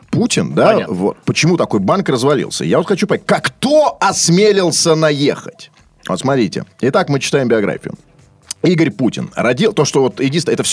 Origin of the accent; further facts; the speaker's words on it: Saint Petersburg, Russia; born there; Нет, смотрите, ну, я родился, кстати